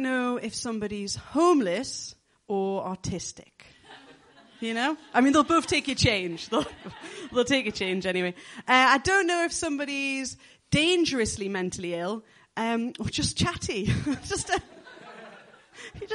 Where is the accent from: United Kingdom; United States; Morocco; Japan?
United Kingdom; the Northeast, North East England; accent: Geordie; moved away as an adult; also born or lived in London / Bristol; I'm originally from the Northeast